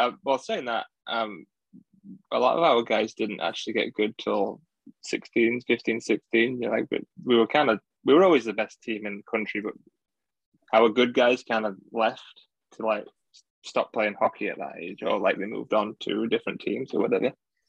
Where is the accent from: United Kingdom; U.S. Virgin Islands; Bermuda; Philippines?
United Kingdom; Doncaster, Yorkshire and the Humber; Yeah, it's like 20 minutes away from Sheffield, really.